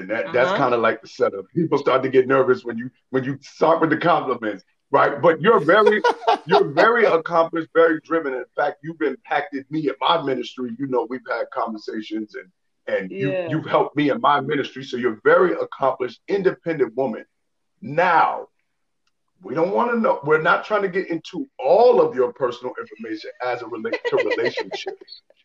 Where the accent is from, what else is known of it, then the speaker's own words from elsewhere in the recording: New York City, New York, United States; also born or lived in Midwest; I'm from Harlem